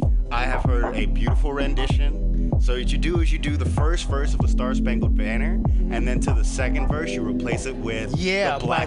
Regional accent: Memphis, Tennessee, United States; moved away as an adult; now in Oakland, United States; I'm from Tennessee, born and raised in Memphis.

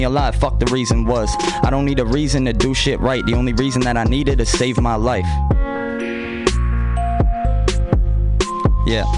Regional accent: Baltimore, Maryland, United States; moved away; told them I was from Baltimore

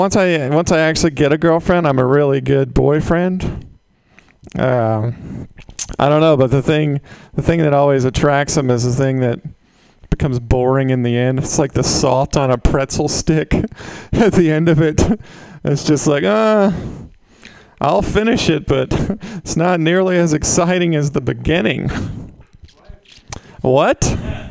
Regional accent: Mississippi, United States; now in San Francisco, United States; I'm originally from Mississippi

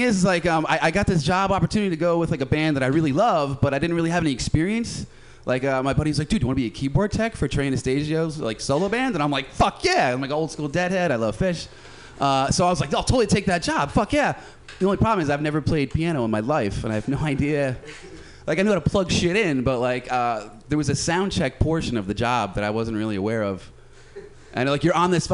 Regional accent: New Jersey, United States; moved away; I'm originally from New Jersey

